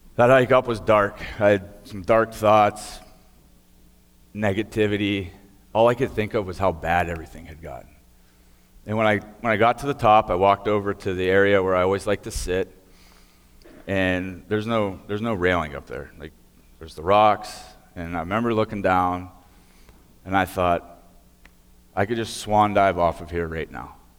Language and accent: English; Beaver County, Pennsylvania, United States; I grew up here in Beaver County